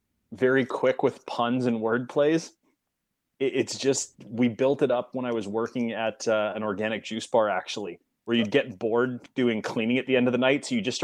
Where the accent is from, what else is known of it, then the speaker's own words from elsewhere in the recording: West Coast, United States; I grew up on the West Coast.